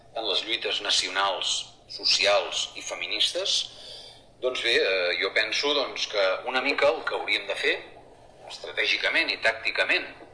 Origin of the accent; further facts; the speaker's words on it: Girona, Catalonia, Spain; jo que sóc de Girona